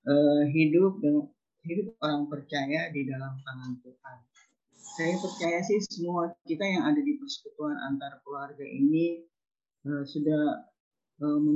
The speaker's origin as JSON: {"language": "Indonesian", "town": "Tomohon", "region": "North Sulawesi", "country": "Indonesia", "tie": "born or raised there", "moved": "yes", "lives_now": "Jakarta, Indonesia", "said": "ketika saya uh, move ya dari dari uh, kampung halaman saya dari uh, Manado Tomohon ke Jakarta."}